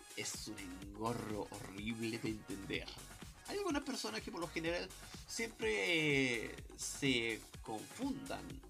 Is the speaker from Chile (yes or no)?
yes; Chile; como persona chilena